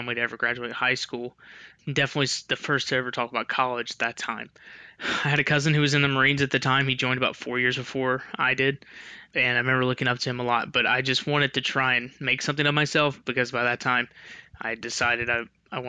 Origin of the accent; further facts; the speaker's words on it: Memphis, Tennessee, United States; I grew up in Memphis, Tennessee, in West Tennessee